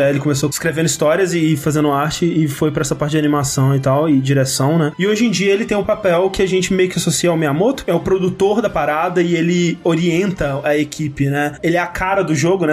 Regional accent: Coronel Fabriciano, Minas Gerais, Brazil; Coronel Fabriciano, minha cidade natal

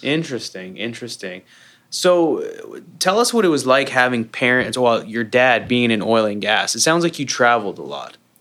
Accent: Canada; moved away as an adult; also born or lived in Calgary, Alberta; now in United States; I'm a Canadian living the American dream

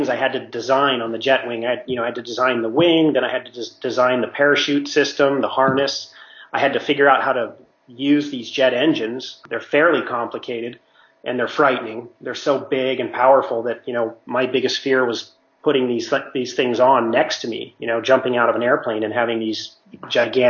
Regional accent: Mammoth Lakes, California, United States; moved away; I'm from Mammoth, and my parents have a house

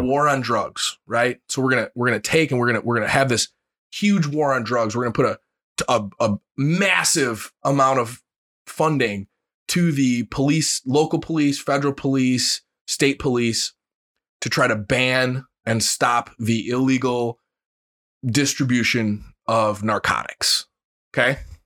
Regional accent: United States; being an American

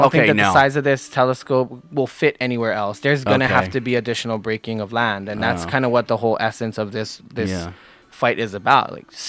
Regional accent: Oahu, Hawaii, United States; I am born right here on Oahu. I'm a resident full-time. My whole life has been spent here in Hawaii. I live in Waimanalo. My family is many generations back as far as Hawaiian culture.

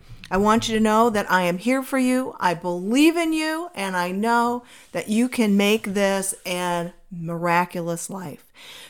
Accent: Minnesota, United States; moved away as an adult; now in Arizona, United States; I decided that I was going to move from my home state of Minnesota to Arizona.

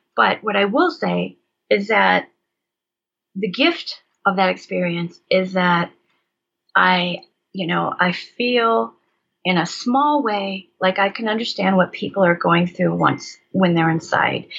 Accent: Michigan, United States; I was raised in Michigan

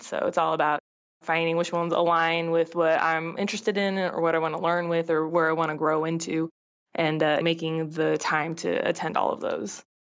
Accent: Southern California, United States; I grew up in Southern California

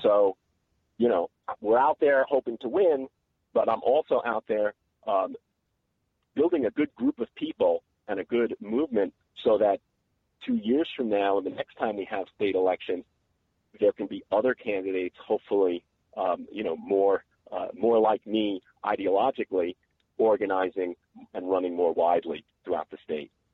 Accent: New York, United States; now in North Carolina, United States; I grew up in New York and I went to a segregated public school

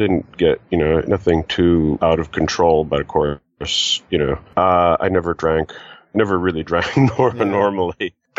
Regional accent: Canada; Originally, actually, I'm from Canada.

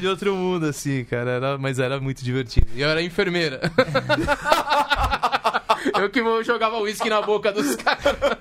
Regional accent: Brazil; also born or lived in Tucumán, Argentina; vim pro Brasil com 4 anos

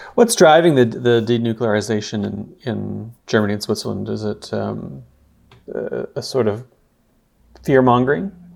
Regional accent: Peterborough, Ontario, Canada; I'm from Peterborough

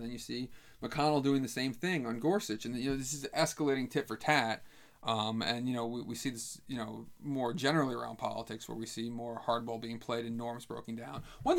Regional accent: Albany, New York, United States; I grew up observing politics in Albany, New York, which was a huge city machine

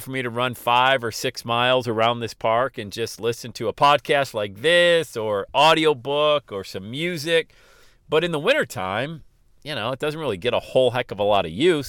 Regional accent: Loveland, Ohio, United States; here in my hometown of Loveland, Ohio, bedroom community of Cincinnati

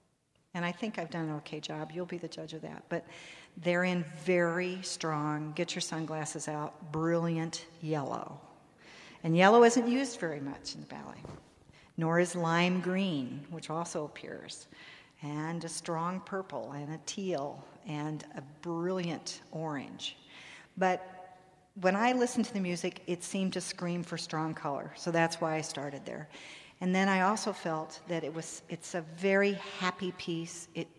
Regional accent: East Coast, United States; I'm from the East Coast, and it is still snowing in New York.

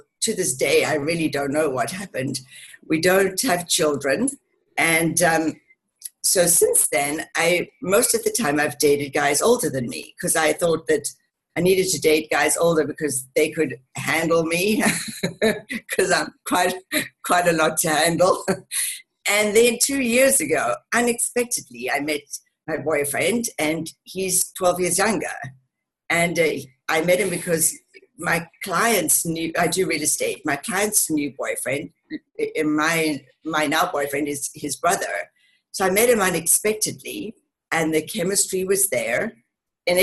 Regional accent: Cape Town, Western Cape, South Africa; also born or lived in England; now in Denver, United States; And I grew up in Cape Town in South Africa.

